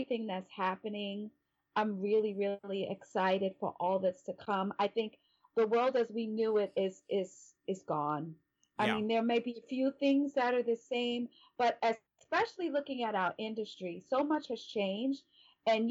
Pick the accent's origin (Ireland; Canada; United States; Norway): United States; New York City, New York; now in California, United States; I'm from Brooklyn.